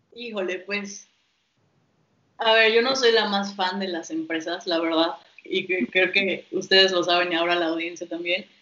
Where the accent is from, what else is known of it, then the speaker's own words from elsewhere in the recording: Mexico; tenemos desafíos como mexicanos